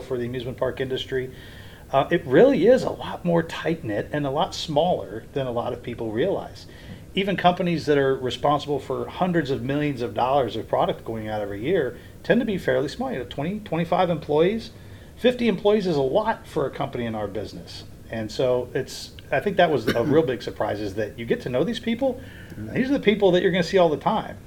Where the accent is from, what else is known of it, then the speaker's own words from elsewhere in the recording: Springdale, Ohio, United States; also born or lived in Edgewood, Kentucky; now in Orlando, United States; I grew up going to Kings Island, I grew up in Springdale, Ohio.